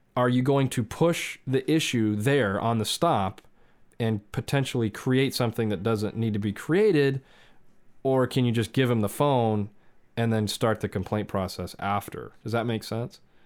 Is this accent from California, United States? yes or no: yes; Southern California, United States; I grew up in Southern California